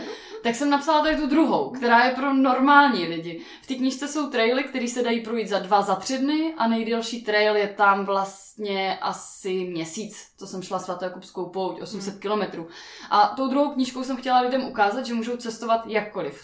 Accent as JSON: {"language": "Czech", "town": "Ostrava", "region": "Moravian-Silesian Region", "country": "Czechia", "said": "Já jsem z Ostravy a máme tam nádherný Beskydy"}